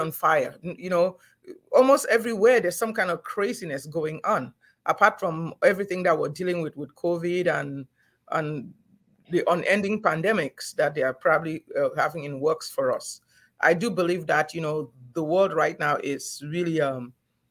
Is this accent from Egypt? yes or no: no; Cameroon; moved away as an adult; also born or lived in Nigeria; now in Houston, United States; I grew up in Cameroon when things were still peaceful and nice. I went to medical school in Nigeria.